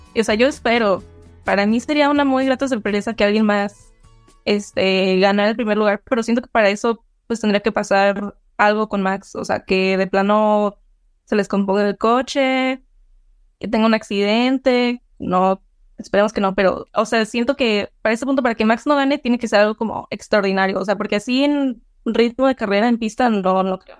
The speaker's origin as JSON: {"language": "Spanish", "country": "Mexico", "said": "como mexicanos"}